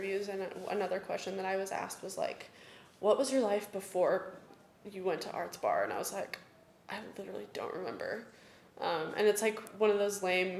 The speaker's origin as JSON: {"language": "English", "area": "Johnson County", "region": "Kansas", "country": "United States", "tie": "born or raised there", "said": "I grew up in Johnson County. I grew up in, like, the whitest county in Kansas, probably"}